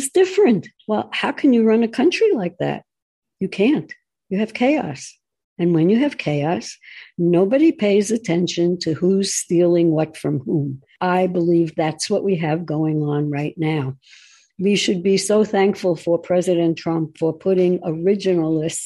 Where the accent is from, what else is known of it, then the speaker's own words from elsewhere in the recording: United States; I'm an American first, and then I'm a Jew. That's the way it works. It is my country